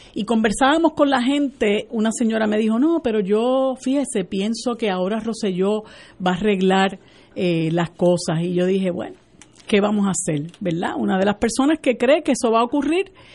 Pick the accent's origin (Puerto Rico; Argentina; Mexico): Puerto Rico; nuestro país